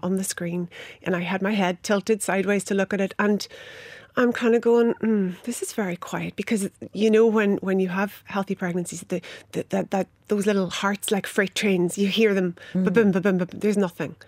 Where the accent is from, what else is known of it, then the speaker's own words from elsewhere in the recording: Inishowen, Donegal, Ulster, Ireland; I grew up in Inishowen, and for those who might know it, it's the extreme north of Donegal.